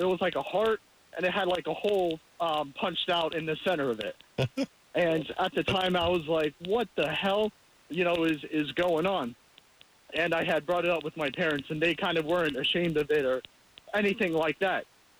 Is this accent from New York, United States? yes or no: yes; Long Island, New York, United States; I'm actually from Long Island as well